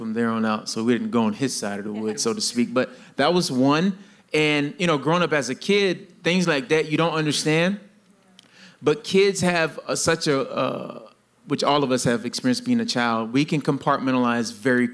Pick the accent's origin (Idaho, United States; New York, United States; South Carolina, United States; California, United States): South Carolina, United States; I was born and raised in South Carolina, the heart of the South